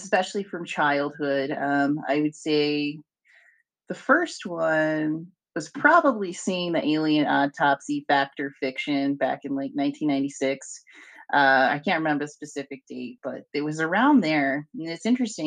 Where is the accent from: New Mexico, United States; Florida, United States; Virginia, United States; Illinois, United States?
New Mexico, United States; Albuquerque; I'm from Albuquerque, New Mexico